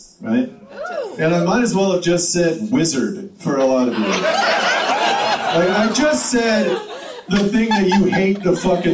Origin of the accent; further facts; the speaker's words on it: Tillamook, Oregon, United States; now in Portland, United States; I grew up in Tillamook.